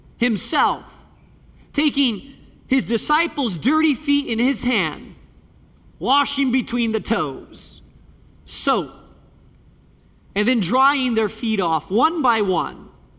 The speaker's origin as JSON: {"language": "English", "country": "Spain", "tie": "born or raised there", "said": "Years ago, I was just a kid, and there was a fellow that was walking across Spain. I grew up in Spain, and he was walking."}